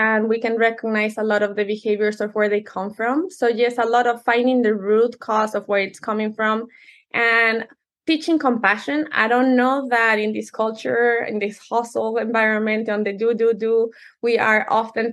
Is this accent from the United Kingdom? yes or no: no; Mexico City, Mexico; English is a second language; now in United States; I was born and raised in Mexico City, which is a whole different culture, very traditional. But when we moved here, I didn't speak the language